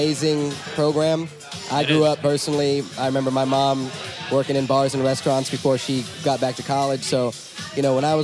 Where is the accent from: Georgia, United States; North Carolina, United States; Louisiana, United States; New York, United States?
North Carolina, United States; Winston-Salem; What's your hometown? In Winston-Salem, North Carolina.